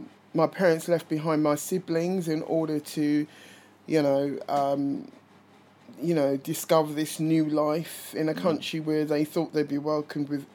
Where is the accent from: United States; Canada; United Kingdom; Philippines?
United Kingdom; London; I was born in North London